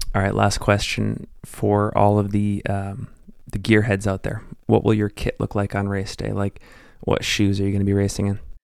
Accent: Salt Lake City, Utah, United States; based here in my hometown of Salt Lake City, Utah.

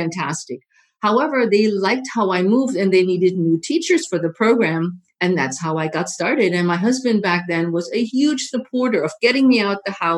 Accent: Germany; now in United States; I am originally from Germany

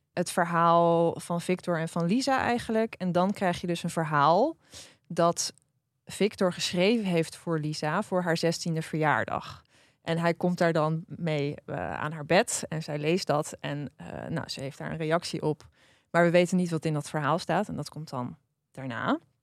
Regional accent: Drenthe, Netherlands; ik ben opgegroeid in Drenthe

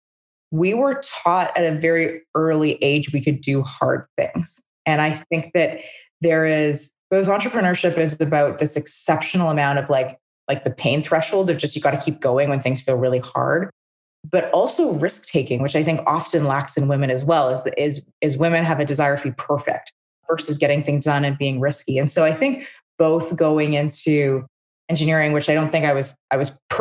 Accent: Calgary, Alberta, Canada; also born or lived in Regina, Saskatchewan; I was born in Calgary.

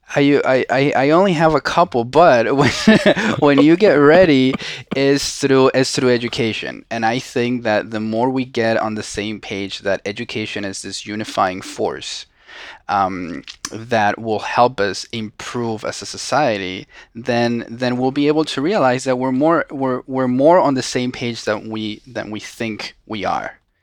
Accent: Venezuela; English is a second language; moved away as an adult; now in United States; I was born and raised in Venezuela. right? And I spend basically all of my life there until April tenth of two thousand eleven, which is when I came to the United States.

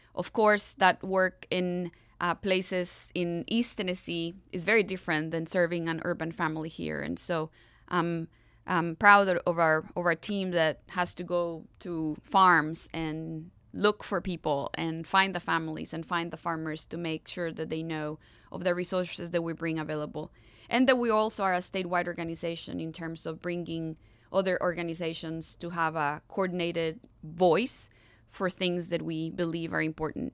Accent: Costa Rica; English is a second language; moved away as an adult; also born or lived in Atlanta, United States; now in Nashville, United States; as a young Costa Rican wanting to do all I could do to live my country better than I found it

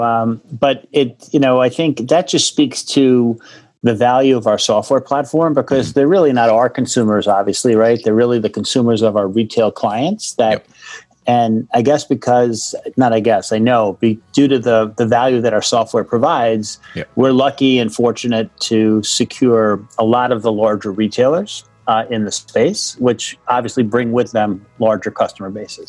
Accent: Monsey, New York, United States; i grew up in uh, in a town uh, in rockland county new york

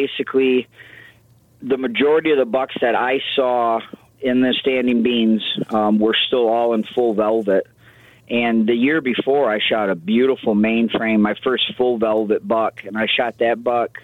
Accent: Saginaw Bay, Michigan, United States; growing up on the Saginaw Bay

